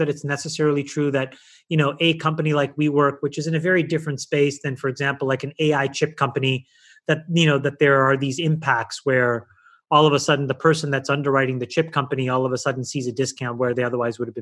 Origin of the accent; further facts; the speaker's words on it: Ottawa, Ontario, Canada; moved away as an adult; also born or lived in Sri Lanka; now in United States; grew up in Canada, where I was part of the minority